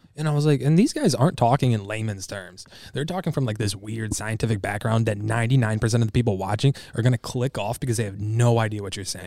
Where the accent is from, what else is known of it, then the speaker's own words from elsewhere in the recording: Michigan, United States; I'm from Michigan